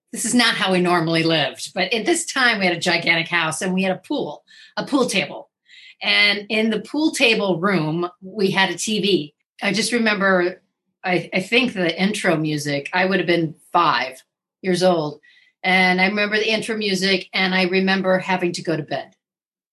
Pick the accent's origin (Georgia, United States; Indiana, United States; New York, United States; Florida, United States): Indiana, United States; Fort Wayne; also born or lived in Minneapolis, Minnesota; I was born in Minneapolis, but I grew up in Fort Wayne, Indiana